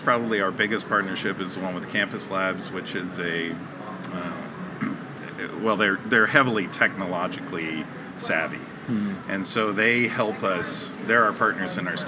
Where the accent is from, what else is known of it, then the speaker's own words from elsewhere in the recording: Connecticut, United States; I was born in Connecticut